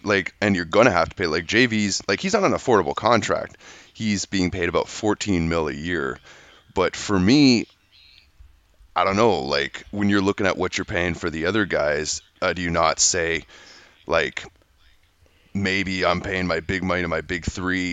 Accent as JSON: {"language": "English", "country": "Canada", "said": "being a Canadian guy"}